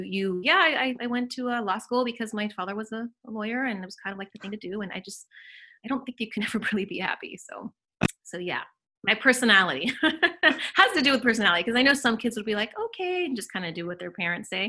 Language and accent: English; Orange County, California, United States; also born or lived in Mexico / Los Angeles; I grew up more in Orange County